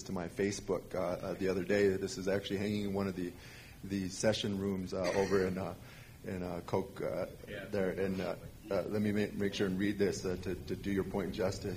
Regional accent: South Dakota, United States; moved away; I'm Oglala Lakota from South Dakota originally

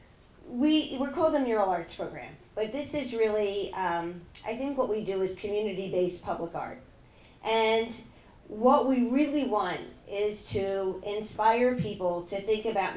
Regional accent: Margate, New Jersey, United States; moved away as an adult; also born or lived in Los Angeles, California; now in Philadelphia, United States; I grew up in Margate, New Jersey

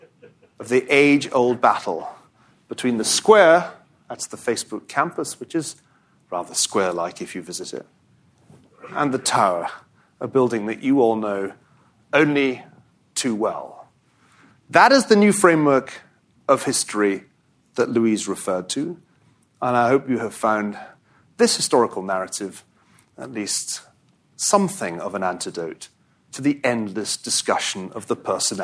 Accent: Glasgow, Scotland, United Kingdom; I'm from Scotland. I think we don't have tribes in Scotland. I mean, I grew up in Glasgow.

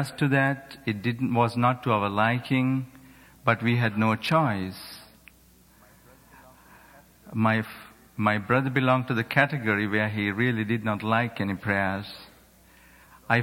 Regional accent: Sri Lanka; moved away; I grew up in Sri Lanka, which is a small island on the other part of the world

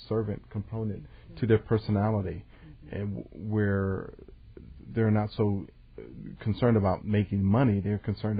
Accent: Atlantic City, New Jersey, United States; we grew up in Atlantic City in a grocery store.

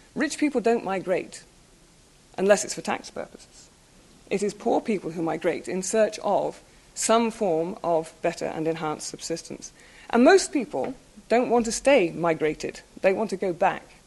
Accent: United Kingdom; being British

